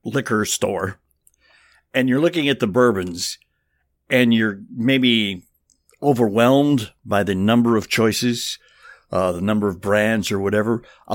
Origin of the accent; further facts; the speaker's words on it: Kentucky, United States; we're from Kentucky